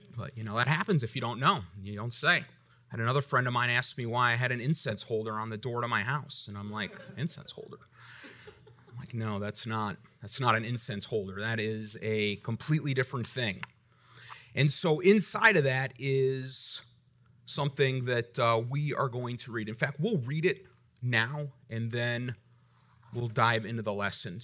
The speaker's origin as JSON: {"language": "English", "country": "United States", "said": "I'm grateful for my rights as an American."}